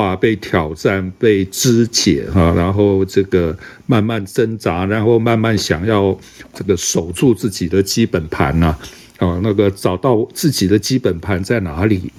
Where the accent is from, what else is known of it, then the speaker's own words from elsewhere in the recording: Taiwan; 可能我们在台湾教会长大哈，这长时长时间住在这个环境里面